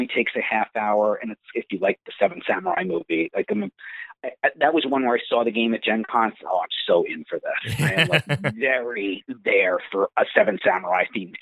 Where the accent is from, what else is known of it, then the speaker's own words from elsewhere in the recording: Long Island, New York, United States; I was born and raised on Long Island